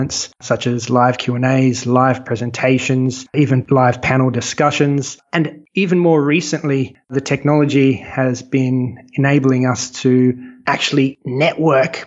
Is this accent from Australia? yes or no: yes; Australia; I'm Australian. When I started the business, I was in Sydney